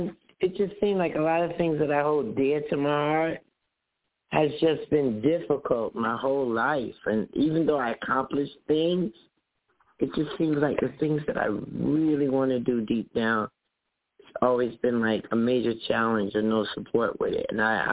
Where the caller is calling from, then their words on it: New Jersey, United States; I'm calling from New Jersey.